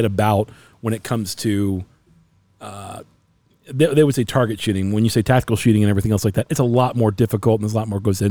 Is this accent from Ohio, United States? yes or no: yes; Cincinnati, Ohio, United States; now in Arizona, United States; Cincinnati, born and raised